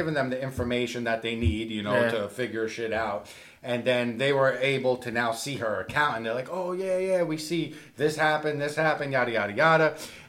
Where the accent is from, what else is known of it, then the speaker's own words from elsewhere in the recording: New York, United States; now in Florida, United States; one thing I say about New Yorkers, like, Italian New Yorkers especially, is, like, we just click right off the bat